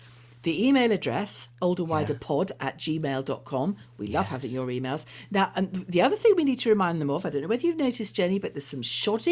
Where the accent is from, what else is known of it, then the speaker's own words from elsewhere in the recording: Birmingham, West Midlands, United Kingdom; I'm a Brummie myself